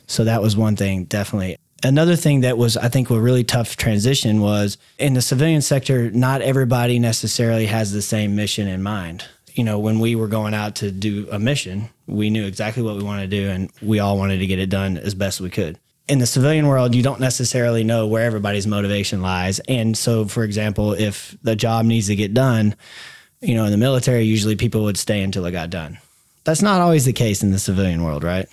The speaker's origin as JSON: {"language": "English", "town": "Dallas", "region": "Texas", "country": "United States", "tie": "born or raised there", "also_born_or_lived": "DeSoto, Texas / Mesquite, Texas", "said": "I grew up here in Dallas. Younger years were into Soto and then moved out to Mesquite, went to Mesquite Poteet High School."}